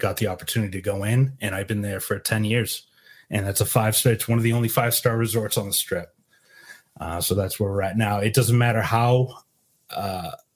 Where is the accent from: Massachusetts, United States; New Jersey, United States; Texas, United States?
Massachusetts, United States; Boston; accent: Boston; moved away; also born or lived in San Antonio; I'm from Boston